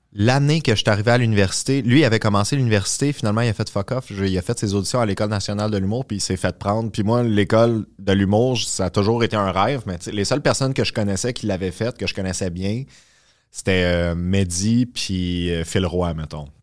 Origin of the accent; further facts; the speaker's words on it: Terrebonne, Quebec, Canada; moved away as an adult; also born or lived in Boisbriand; now in Montreal, Canada; j'ai grandi à Terrebonne